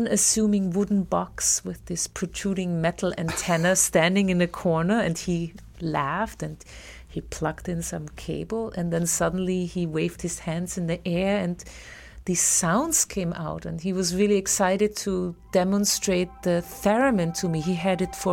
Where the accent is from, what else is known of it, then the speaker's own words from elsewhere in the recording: Graz, Styria, Austria; moved away as an adult; now in New York, United States; my hometown in Austria, in Graz